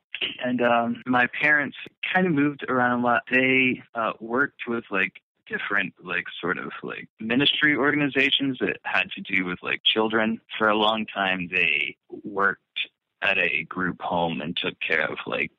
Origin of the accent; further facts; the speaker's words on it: Alabama, United States; also born or lived in Atlanta, Georgia; Well, I was born in Atlanta, lived in a small town outside of Atlanta for like the first 5 years of my life. And then my family moved to Alabama, where I lived for like until I came back when I was like 17.